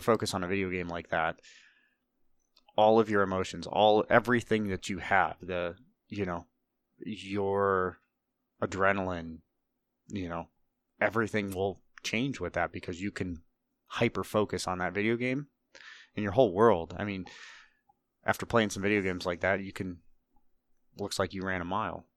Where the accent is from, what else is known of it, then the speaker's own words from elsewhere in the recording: Northeast Ohio, United States; grew up in Ohio, uh, Northeast Ohio, way out in the middle of nowhere